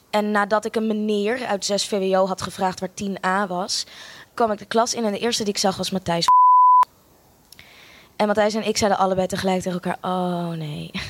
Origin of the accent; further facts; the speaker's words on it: Australia; also born or lived in Amsterdam, Netherlands; Ik eh, ben eh, geboren in Amsterdam. Sorry, ik ben een heel groot deel van mijn leven opgegroeid ook in Australië.